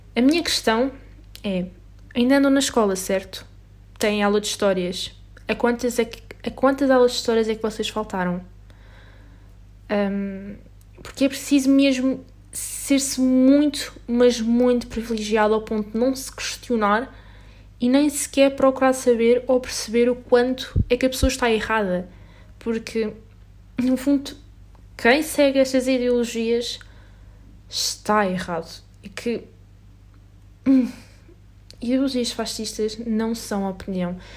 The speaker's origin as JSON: {"language": "Portuguese", "country": "Portugal", "said": "nós somos portugueses e vivemos na Europa"}